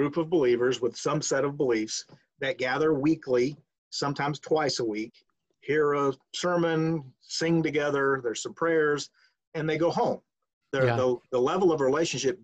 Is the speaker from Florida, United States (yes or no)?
yes; Crystal River, Florida, United States; moved away as an adult; also born or lived in Searcy, Arkansas; I grew up in Florida, Central Florida, Crystal River, a town north of Tampa, about an hour and a half